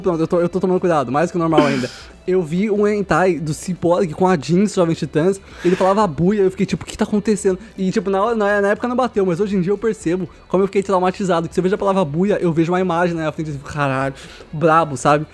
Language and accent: Portuguese; Osasco, São Paulo, Brazil; also born or lived in Coab; a gente saiu da Coab e foi pro Osasco